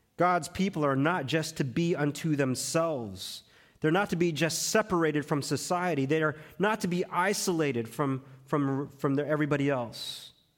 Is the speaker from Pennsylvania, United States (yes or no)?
no; Texas, United States; moved away; I spent over twenty years growing up in Texas